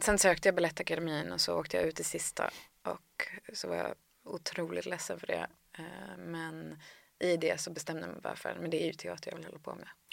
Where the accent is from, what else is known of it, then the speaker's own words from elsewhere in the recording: Härnösand, Västernorrland County, Sweden; also born or lived in Gothenburg, Sweden; jag föddes i Göteborg, men sen flyttade vi till Härnösand när jag var fyra